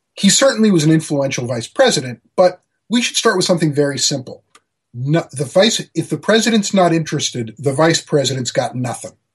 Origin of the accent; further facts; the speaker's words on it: Maryland, United States; Annapolis, where uh, my home state